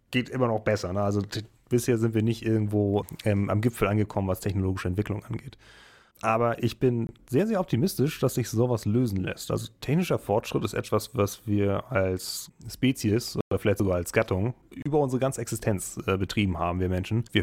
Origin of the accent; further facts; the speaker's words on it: Schleswig-Holstein, Germany; Also das kennt man als Schleswig-Holsteiner, wenn man hin und wieder äh, die dänischen Bahnen benutzt.